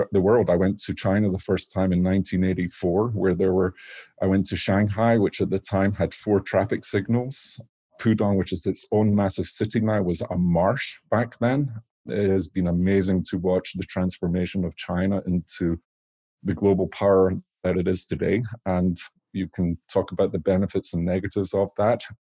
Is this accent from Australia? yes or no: no; Scotland, United Kingdom; now in Washington State, United States; So I grew up in Scotland